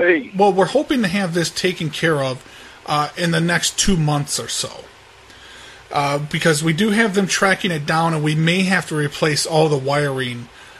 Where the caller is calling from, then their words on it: Seattle, Washington, United States; I'm calling from Seattle, Washington.